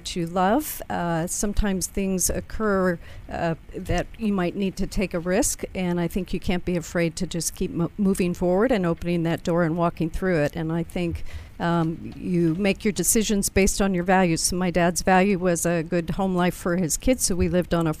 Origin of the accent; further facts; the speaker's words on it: Cleveland, Ohio, United States; I'm from Cleveland, Ohio